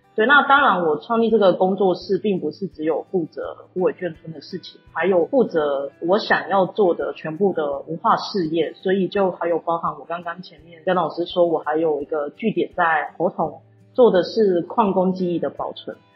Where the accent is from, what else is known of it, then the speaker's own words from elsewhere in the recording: Yunlin County, Taiwan; 我家乡的另一个没有人的地方，就是虎尾眷村